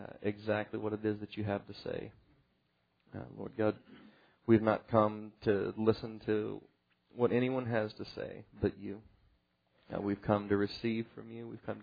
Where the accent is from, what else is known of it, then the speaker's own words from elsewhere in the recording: Ireland; Apparently because I'm Irish, I'm supposed to like the rain.